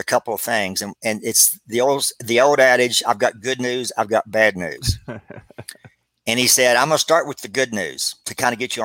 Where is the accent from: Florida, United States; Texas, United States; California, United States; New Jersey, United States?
Texas, United States; Abilene; moved away as an adult; also born or lived in Dallas, Texas; I moved to Dallas, Texas from Abilene.